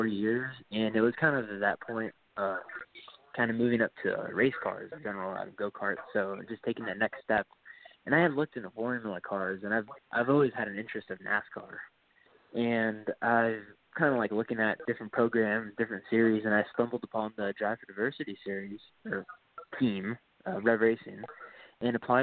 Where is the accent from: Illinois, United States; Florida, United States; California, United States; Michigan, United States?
Florida, United States; Miami; I'm originally from Miami